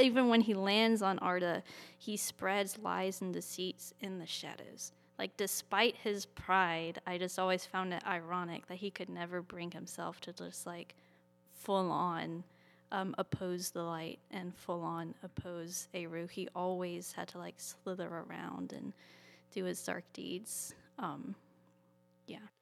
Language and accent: English; Birmingham, West Midlands, United Kingdom; moved away; Birmingham, which is where I grew up